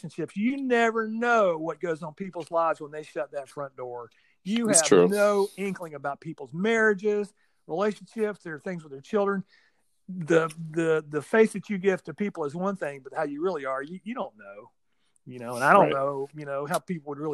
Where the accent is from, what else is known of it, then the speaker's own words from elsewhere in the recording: Atlanta, Georgia, United States; now in New York, United States; I'm from Atlanta originally, ended up in New York for various reasons.